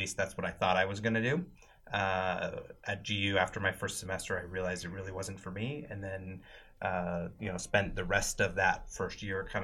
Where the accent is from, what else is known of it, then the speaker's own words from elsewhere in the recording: Wenatchee, Washington, United States; also born or lived in Spokane, Washington; I'm originally from Wenatchee, Washington, which is about 3 hours from Spokane